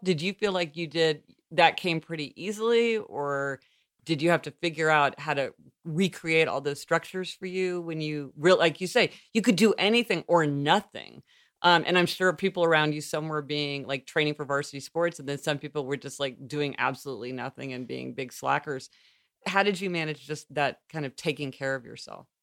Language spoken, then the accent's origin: English; Missouri, United States; moved away; being from Missouri